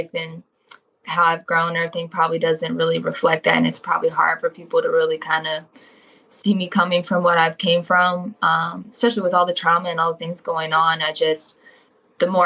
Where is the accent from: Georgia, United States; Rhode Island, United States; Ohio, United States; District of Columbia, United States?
Ohio, United States; Cincinnati; I grew up more inner city with my dad, in an apartment closer to downtown Cincinnati.